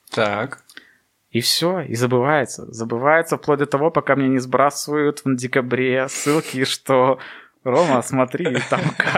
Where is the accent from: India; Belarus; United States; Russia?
Belarus; у людей проснулся самосознание национальное, что да, мы белорусы.